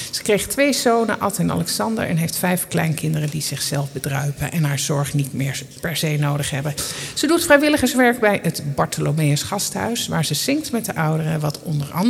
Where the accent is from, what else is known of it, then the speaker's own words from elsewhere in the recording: Utrecht, Netherlands; echte Utrechtse.